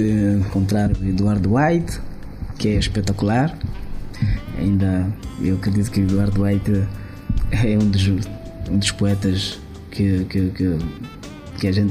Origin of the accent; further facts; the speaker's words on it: Mozambique; moved away; eu sou de Climano